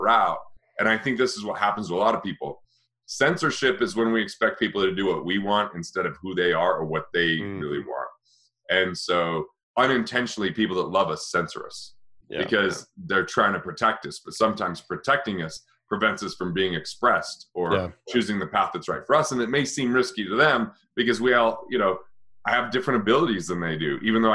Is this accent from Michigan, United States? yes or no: no; Utah, United States; I grew up in Utah, and you just didn't, you know, I didn't really have any Asian friends, you know, in a small rural town.